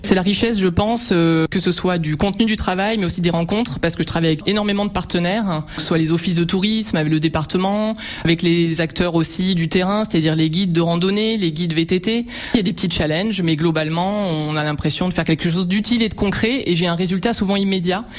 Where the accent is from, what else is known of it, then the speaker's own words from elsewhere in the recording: Normandy, France; now in Aubignan, France; moi je suis pas d'ici, je suis normande.